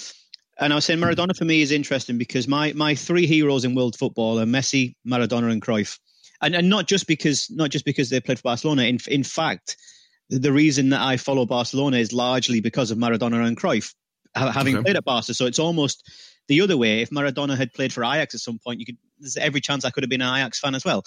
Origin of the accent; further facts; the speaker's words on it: United Kingdom; I'm British